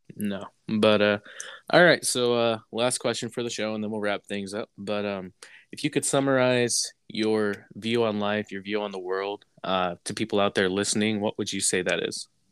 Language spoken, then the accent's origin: English; Texas, United States; moved away as an adult; also born or lived in New York / Massachusetts; We had something like that in Texas